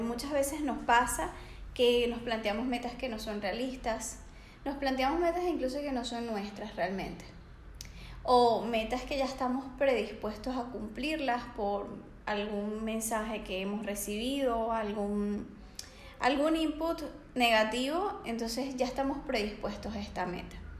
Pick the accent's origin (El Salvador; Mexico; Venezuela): Venezuela; moved away as an adult; now in Barcelona, Spain; soy venezolana, tengo 27 años y hace dos años resido acá en Barcelona